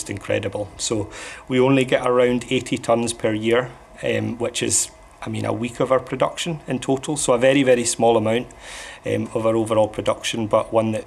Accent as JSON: {"language": "English", "area": "Islay", "region": "Scotland", "country": "United Kingdom", "tie": "born or raised there", "said": "growing up on Isla, whiskey's just a kind of a part of growing up here"}